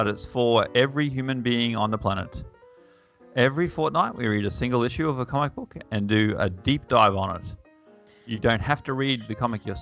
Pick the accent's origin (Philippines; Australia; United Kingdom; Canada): Australia; Bundaberg, Queensland; I grew up in Bundaberg, and they only had one station